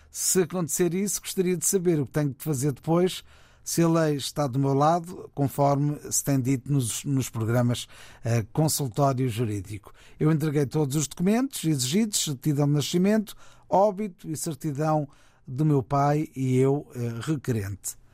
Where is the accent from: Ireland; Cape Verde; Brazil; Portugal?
Cape Verde; sou cabo-verdiano, residente em Cabo Verde.